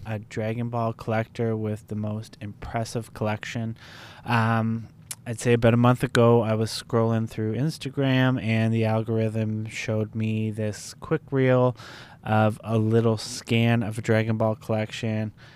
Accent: Canada; where I grew up in Canada

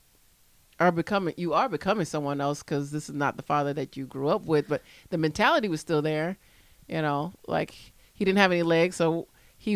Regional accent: Florida, United States; I grew up right in Florida when they stopped burying people in your own yard

